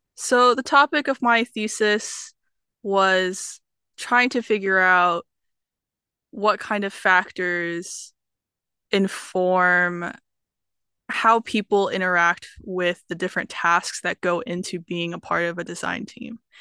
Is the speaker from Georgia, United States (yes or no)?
yes; Atlanta, Georgia, United States; I'm from Atlanta, Georgia